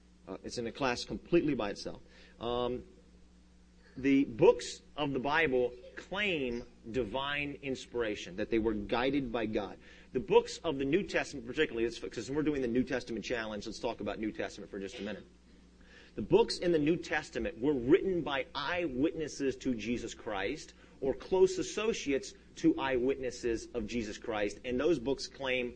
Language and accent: English; United States; first language English; I'm an American, and I only speak English